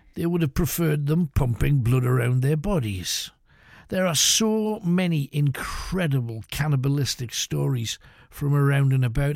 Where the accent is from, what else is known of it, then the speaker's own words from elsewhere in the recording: United Kingdom; we're British